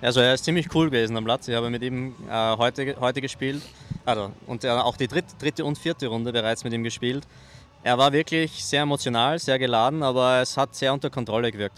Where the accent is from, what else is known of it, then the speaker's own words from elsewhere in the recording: Austria; auch mich als Österreicher